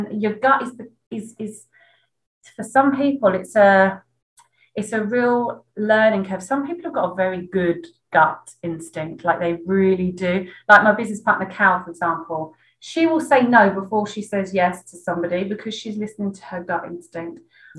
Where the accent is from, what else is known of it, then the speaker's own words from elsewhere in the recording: East of England, United Kingdom; Yeah, I am a bit of a swear. I come from